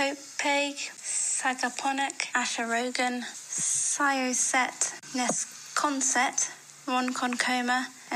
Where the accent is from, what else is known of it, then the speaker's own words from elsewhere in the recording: England, United Kingdom; I'm from England.